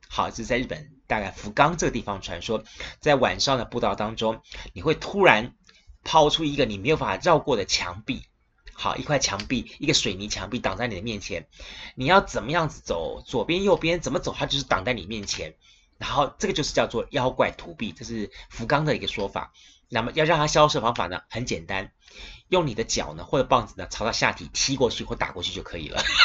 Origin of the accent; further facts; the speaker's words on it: Kaohsiung, Taiwan; 在地的我们高雄人